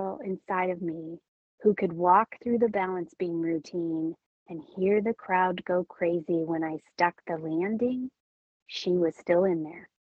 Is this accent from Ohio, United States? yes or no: no; California, United States; moved away; also born or lived in Minnesota; my home state of California